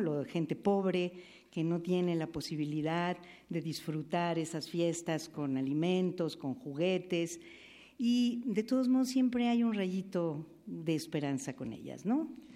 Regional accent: Veracruz, Mexico; Yo soy de Veracruz

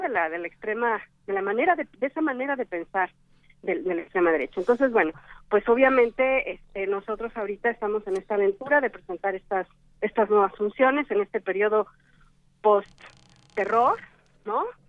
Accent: Mexico; los actores Alejandro Calve y yo somos mexicanos

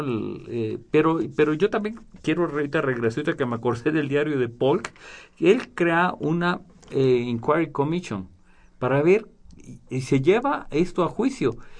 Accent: Mexico; somos paisanos. Y nos venimos platicando de México

